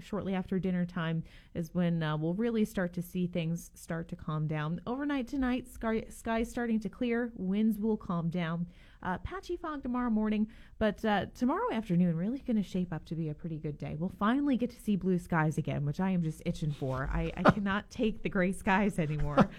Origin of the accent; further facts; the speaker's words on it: Northeast, United States; now in Gainesville, United States; I'm originally from the Northeast